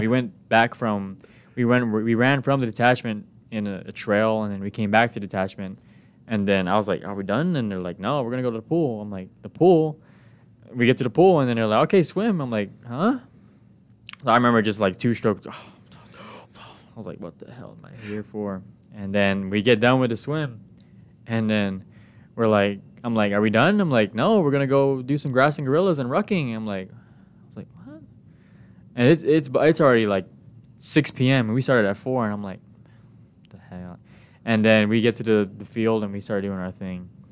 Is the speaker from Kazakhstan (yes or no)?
no; Guam; moved away as an adult; now in San Diego, United States; my hometown is, um, Guam.